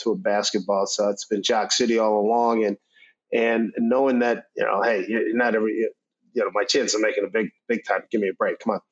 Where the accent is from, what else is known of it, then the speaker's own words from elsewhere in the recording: Philadelphia, Pennsylvania, United States; I grew up in Mount Air. We were the northwest part of town.